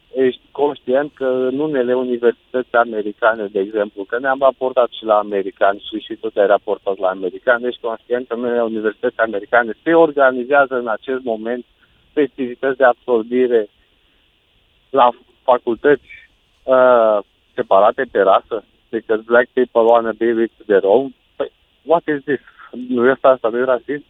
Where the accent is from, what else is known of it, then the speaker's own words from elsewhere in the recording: Romania; Noi ca și români, noi ca și români